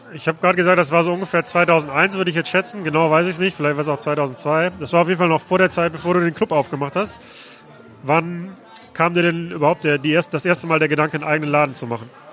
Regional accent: Mülheim an der Ruhr, North Rhine-Westphalia, Germany; in Mülheim, ähm, meiner Heimatstadt

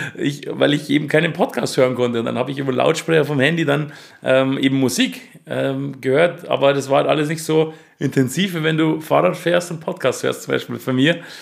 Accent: Ingolstadt, Bavaria, Germany

